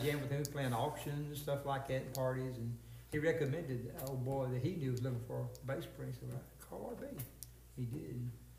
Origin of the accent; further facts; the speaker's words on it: Helena, Arkansas, United States; Born, I was born and raised down in Arkansas, down in the Delta, a little old town down on a river called Helena